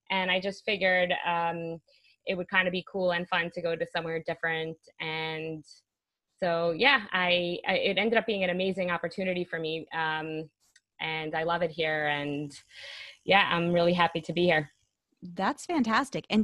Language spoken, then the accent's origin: English; Brooklyn, New York, United States; moved away as an adult; now in Jerusalem, Israel; I live in Jerusalem, Israel now. I come originally from New York. I moved here five, six years ago.